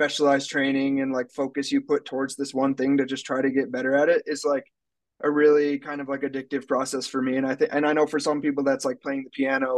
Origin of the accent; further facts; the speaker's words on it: Minnesota, United States; I grew up in Minnesota, but my parents moved to Rhinelander, Wisconsin